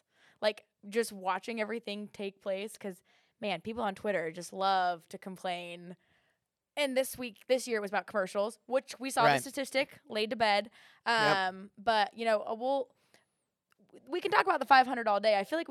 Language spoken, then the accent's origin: English; West Coast, United States; I was gonna say like a Charlotte, because remember I'm from the West Coast.